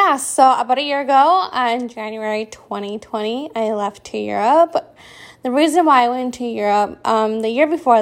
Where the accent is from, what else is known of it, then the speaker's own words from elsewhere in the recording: California, United States; I came home from California